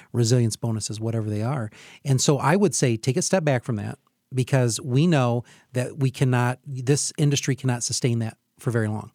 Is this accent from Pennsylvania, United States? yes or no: no; Hillsdale, Michigan, United States; I'm from Hillsdale